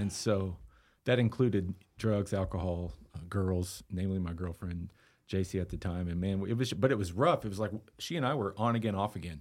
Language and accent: English; Austin, Texas, United States; also born or lived in Eastland, Texas; now in Lubbock, United States; I was born in Austin and, um, lived there till I was thirteen